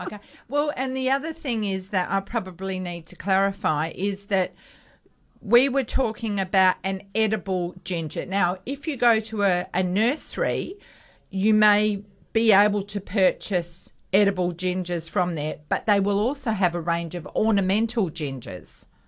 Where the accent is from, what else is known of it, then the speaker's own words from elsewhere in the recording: Perth, Western Australia, Australia; when we grew up in North Beach, we had a vacant block next door to us